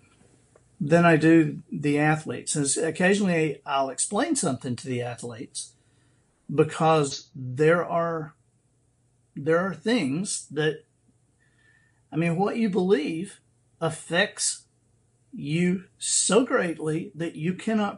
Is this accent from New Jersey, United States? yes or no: no; Dothan, Alabama, United States; when I grew up in Dothan